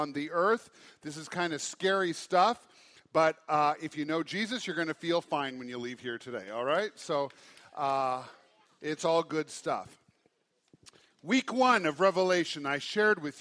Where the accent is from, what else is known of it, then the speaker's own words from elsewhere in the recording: Great Falls, Montana, United States; I was raised in Great Falls